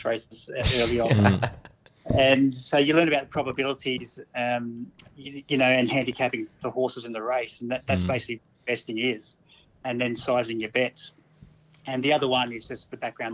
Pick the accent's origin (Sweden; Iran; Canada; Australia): Australia; Mount Gambier, South Australia; I grew up in Mount Gambier in country South Australia